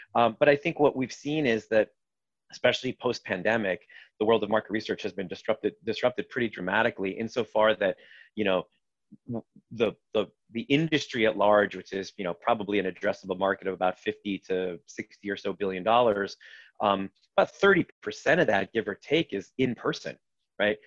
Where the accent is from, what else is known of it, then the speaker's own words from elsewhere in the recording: Los Angeles, California, United States; moved away as an adult; also born or lived in Israel / Boston; now in New York, United States; I grew up mostly in California. I was born in Israel, but spent uh, the better part of my, let's call them, uh, formative years in Los Angeles